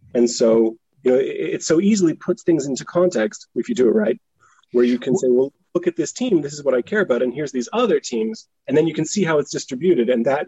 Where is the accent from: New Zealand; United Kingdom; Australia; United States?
United Kingdom; Scotland; now in Halifax, Canada; So I grew up in Scotland because my dad was there for a few years doing his PhD, but he's from Halifax.